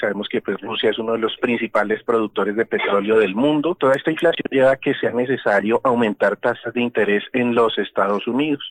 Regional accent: Colombia

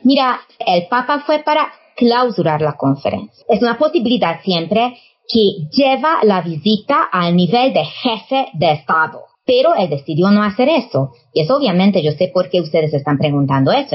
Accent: Hungary

